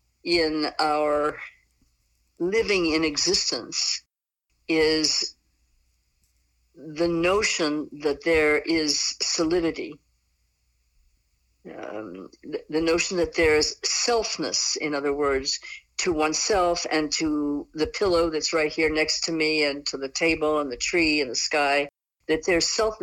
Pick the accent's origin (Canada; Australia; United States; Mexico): United States; Southeast; when I grew up in the Southeast, it meant that you just weren't brought up right.